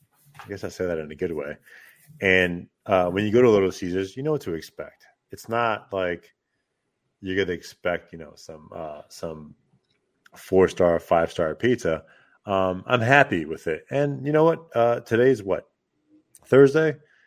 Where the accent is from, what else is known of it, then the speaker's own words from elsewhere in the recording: New Jersey, United States; also born or lived in Manhattan, New York; now in Upstate New York, United States; I am originally from Jersey.